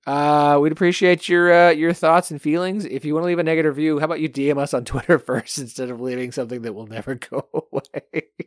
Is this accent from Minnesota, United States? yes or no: no; Oklahoma, United States; now in Arkansas, United States; I live in Arkansas now, and I grew up in Oklahoma